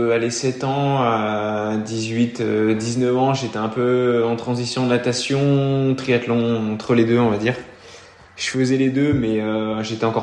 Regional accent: Auvergne-Rhône-Alpes, France; je suis originaire du Beaujolais

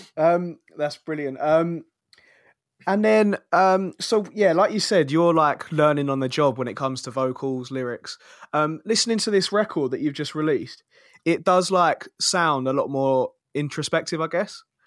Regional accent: Kingston upon Thames, London, United Kingdom; I'm from Kingston, Southwest London

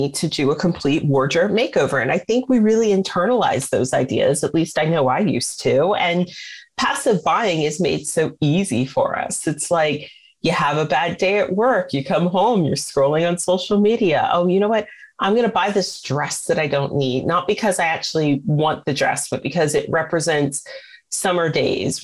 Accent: United States; As an American

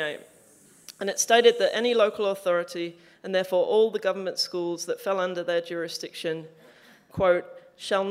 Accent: Frome, South West England, United Kingdom; now in Australia; the small town called Froome, where I grew up in Somerset

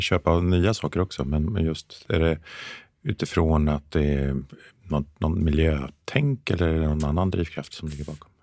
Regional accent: Mjölby, Östergötland, Sweden; i Mjölby där jag växte upp

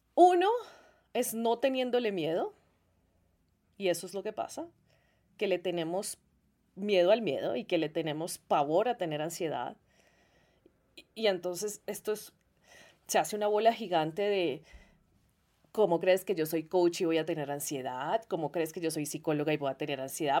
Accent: Colombia; yo soy de Colombia

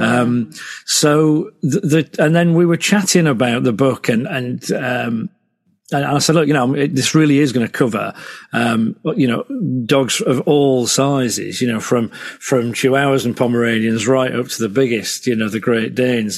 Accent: Selby, Yorkshire and the Humber, United Kingdom; moved away as an adult; also born or lived in Hull; I grew up in Selby.

